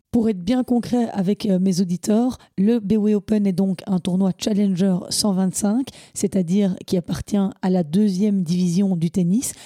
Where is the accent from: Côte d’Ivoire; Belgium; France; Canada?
Belgium; Walloon Brabant, Wallonia; chez nous, en Wallonie, dans une province, le Brabant Wallon